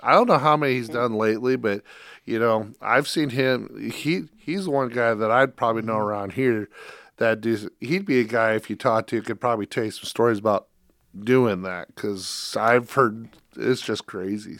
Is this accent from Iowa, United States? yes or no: yes; Iowa, United States; I grew up in Iowa